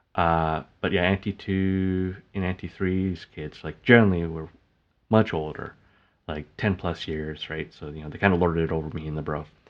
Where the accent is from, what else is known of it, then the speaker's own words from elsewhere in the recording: Canada; I call it back home, even though, like, I was born in Canada.